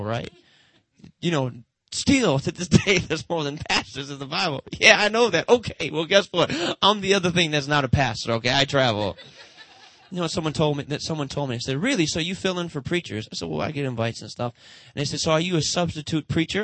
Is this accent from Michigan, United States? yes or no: yes; Detroit, Michigan, United States; Motown, that's where I'm from Motown